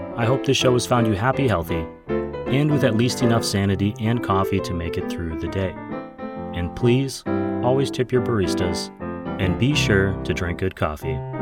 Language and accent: English; Wisconsin, United States; my home state of Wisconsin